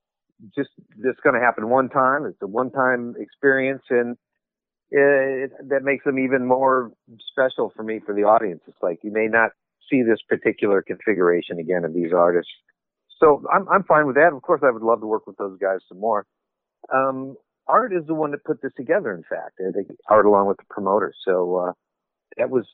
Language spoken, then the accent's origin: English; Illinois, United States; moved away as an adult; also born or lived in Los Angeles; I grew up in Illinois, and I moved to Los Angeles after college in the mid-80s.